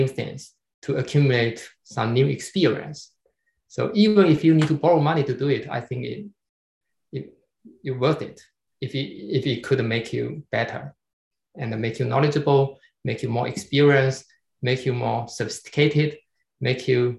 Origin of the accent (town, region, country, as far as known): China